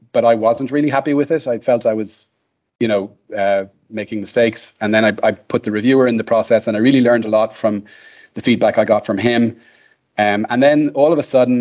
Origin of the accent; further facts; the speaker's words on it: Ireland; I'm Irish